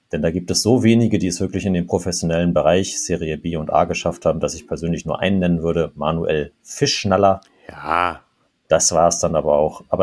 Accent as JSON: {"language": "German", "region": "Trentino-Alto Adige", "country": "Italy", "said": "In Ost-Südtirol, da wo ich herkomme, interessiert der FCS quasi niemanden."}